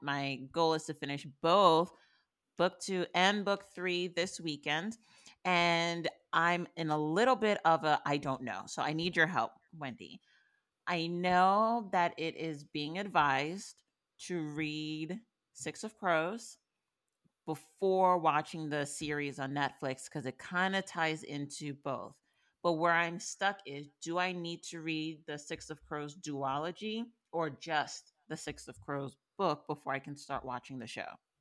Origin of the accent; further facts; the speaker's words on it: New York, United States; moved away; I'm from New York still